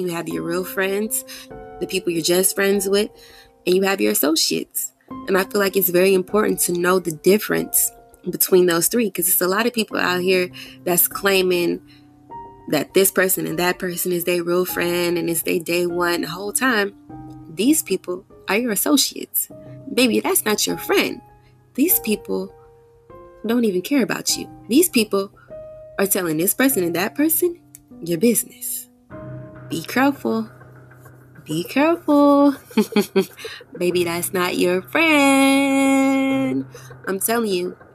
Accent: Houston, Texas, United States; I'm from Houston, born and raised here

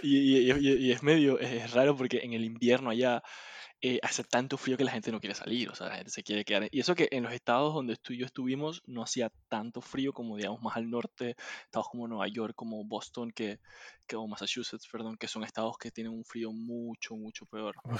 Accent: Panama; also born or lived in United States; uno no está acostumbrado como panameño

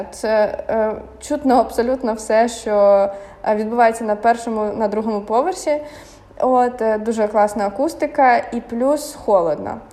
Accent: Kyiv, Ukraine; moved away as an adult; Для мене це був рай, тому що я все життя прожила в Києві.

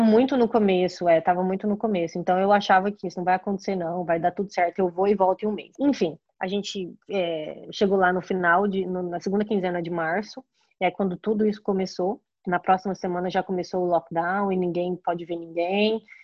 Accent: Goiânia, Goiás, Brazil; now in Chicago, United States; eu sou de Goiânia.

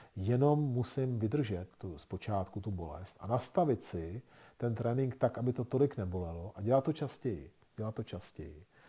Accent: Czechia; My jako Češi v tom máme velké zkušenosti s našima zahrádkama a chatama.

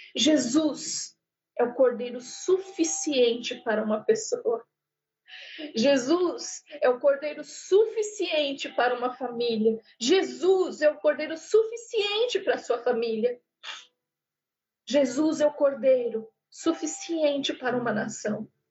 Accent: Brazil; eu sou do Brasil

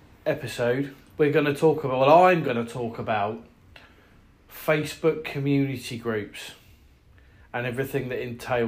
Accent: Haverhill, East of England, United Kingdom; the Haverhill News and Local Village page, because that's my hometown

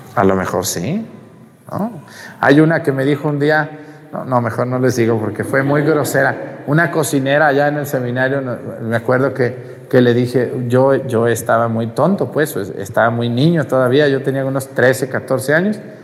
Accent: Mexticacán, Jalisco, Mexico; moved away; en mi pueblo, en mesticacán

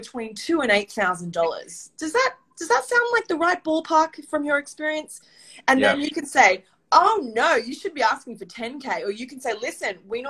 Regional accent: Australia; accent: Australian; now in New York City, United States; I'm an Australian, hence my accent, but I live here in New York City.

